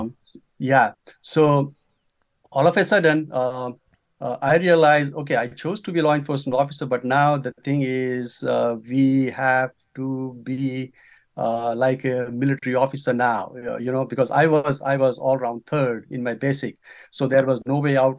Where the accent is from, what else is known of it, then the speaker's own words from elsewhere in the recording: Nepal; moved away as an adult; now in United States; I'm from Nepal